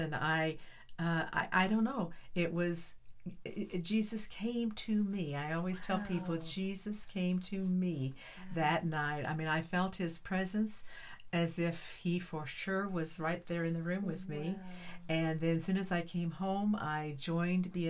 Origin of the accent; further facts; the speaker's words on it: northeastern Kansas, United States; moved away as an adult; now in Texas, United States; I was born in northeastern Kansas, the far northeastern part of Kansas, right where Kansas and Missouri and Nebraska all kind of joined together. I was born on a farm